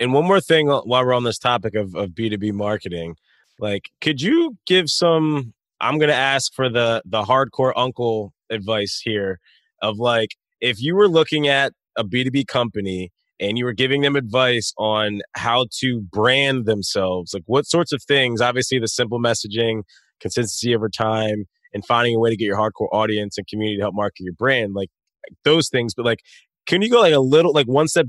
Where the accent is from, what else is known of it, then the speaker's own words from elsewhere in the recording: Wilmington, Delaware, United States; In Wilmington, Delaware. So like in the suburbs.